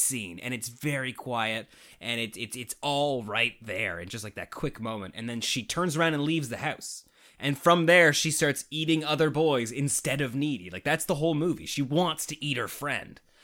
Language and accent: English; Canada; I'm Canadian